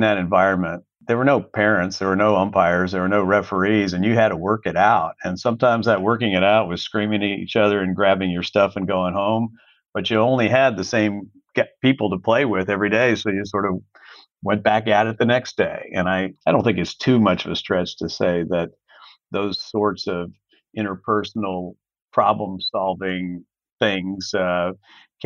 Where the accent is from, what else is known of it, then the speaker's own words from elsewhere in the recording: Fairfax County, Virginia, United States; moved away as an adult; now in Orlando, United States; I grew up in Fairfax County, Virginia, right outside of Washington, D.C. I spent my entire childhood there